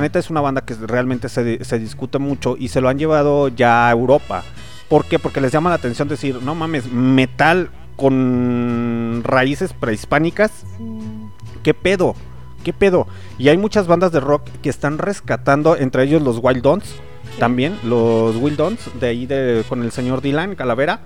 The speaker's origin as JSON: {"language": "Spanish", "town": "León", "region": "Guanajuato", "country": "Mexico", "accent": "cantadito", "said": "Soy de León"}